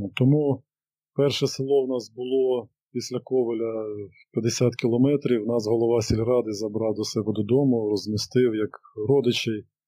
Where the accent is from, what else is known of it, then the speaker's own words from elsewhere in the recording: Sumy Oblast, Ukraine; я сам родом з Сумської області